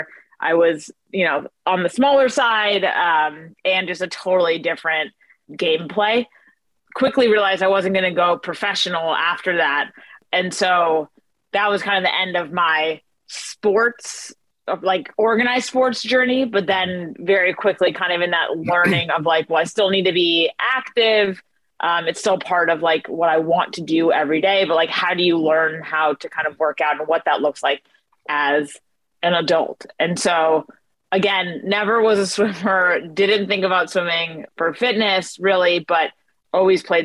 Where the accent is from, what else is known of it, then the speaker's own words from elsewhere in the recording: California, United States; I'm born and raised in California